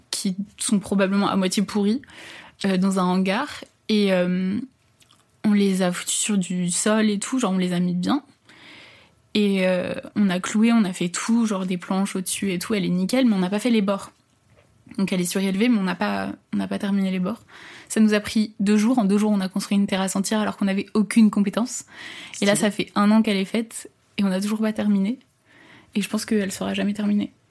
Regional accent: Paris, Île-de-France, France; je suis née à Paris. Euh, j'ai habité toute euh, ma vie plus ou moins en région parisienne, dans le 92. J'ai 22 ans cette année.

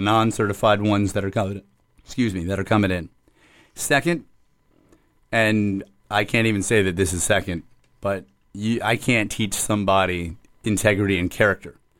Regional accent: Hollywood, Florida, United States; I, uh, was born and raised in the city of Hollywood and still reside in the city of Hollywood.

